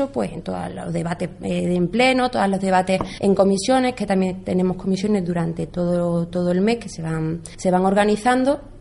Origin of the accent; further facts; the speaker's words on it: Jerez de los Caballeros, Extremadura, Spain; soy de Jerez de los Caballeros y allí lo único que habíamos conocido los jóvenes había sido años de socialismo.